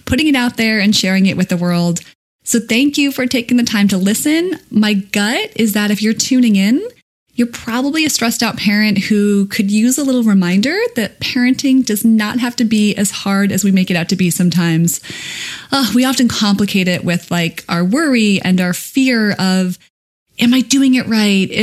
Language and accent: English; Connecticut, United States; When I was 9, I was president of the Little Babysitters Club in my hometown in Connecticut